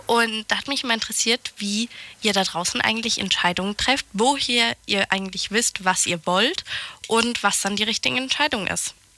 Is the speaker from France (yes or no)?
yes; France; moved away; bei uns in, in Frankreich